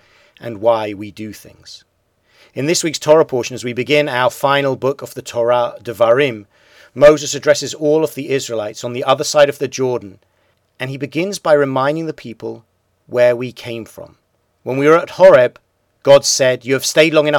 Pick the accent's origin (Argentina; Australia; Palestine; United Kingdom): United Kingdom; I grew up in Britain.